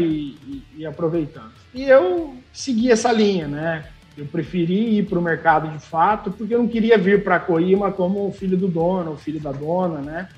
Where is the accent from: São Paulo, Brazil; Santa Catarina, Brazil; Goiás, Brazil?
São Paulo, Brazil; Dracena; moved away; also born or lived in Ribeirão Preto / Jundiaí / Sorocaba; nasci aqui em Dracena, fui percorri o, o Brasilzão aí, fui para Ribeirão, São Paulo, Jundiaí, Sorocaba. E tô de volta aqui há dois anos